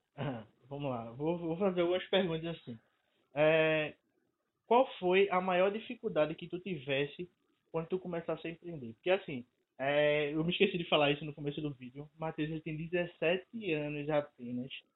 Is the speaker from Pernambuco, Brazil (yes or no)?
yes; Recife, Pernambuco, Brazil; eu sou de Recife